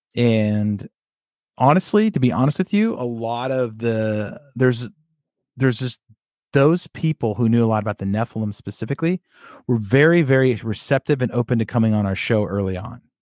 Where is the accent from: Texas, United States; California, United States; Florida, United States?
California, United States; Sacramento; I grew up in the Sacramento area